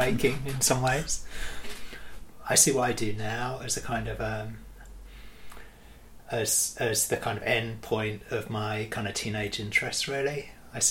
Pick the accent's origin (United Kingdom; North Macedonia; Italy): United Kingdom; I grew up just outside of London, and about 40 minutes outside of London